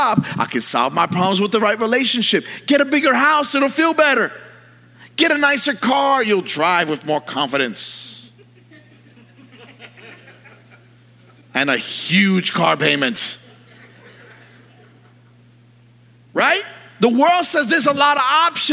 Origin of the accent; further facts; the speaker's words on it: New York City, New York, United States; I'm from New York.